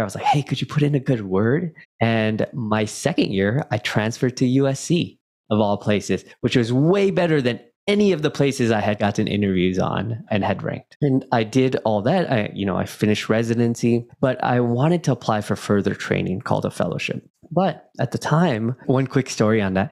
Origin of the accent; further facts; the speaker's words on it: Silicon Valley, California, United States; I was born in Silicon Valley